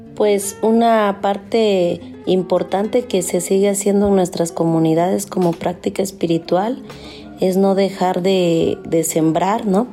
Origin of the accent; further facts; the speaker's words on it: Huatulco, Oaxaca, Mexico; En mi pueblo